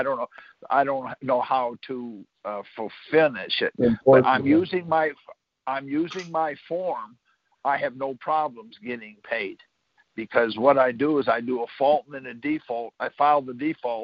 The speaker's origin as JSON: {"language": "English", "region": "Michigan", "country": "United States", "moved": "yes", "said": "I'm from Michigan originally"}